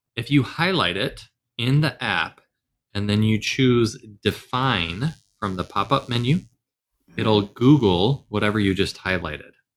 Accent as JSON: {"language": "English", "region": "the South", "country": "United States", "tie": "born or raised there", "said": "I grew up in the South, the South"}